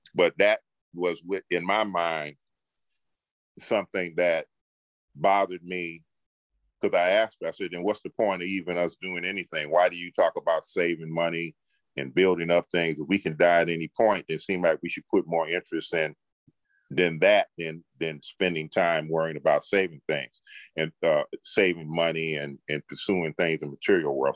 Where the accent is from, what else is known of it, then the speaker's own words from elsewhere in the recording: Detroit, Michigan, United States; I grew up in Detroit, Michigan